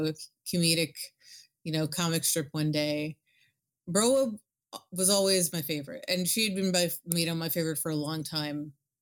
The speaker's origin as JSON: {"language": "English", "town": "New York City", "region": "New York", "country": "United States", "said": "I'm from New York City"}